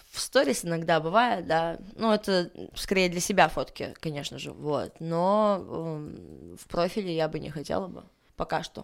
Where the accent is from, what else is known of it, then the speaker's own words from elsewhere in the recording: Armenia; Мне 25, э, я армянка, да, делаю татуировки